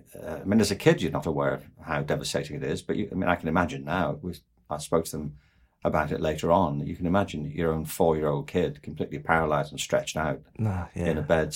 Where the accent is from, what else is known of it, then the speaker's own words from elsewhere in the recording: Liverpool, North West England, United Kingdom; moved away; I was born in 1950 in Liverpool, and it was a city that had been devastated in the Second World War.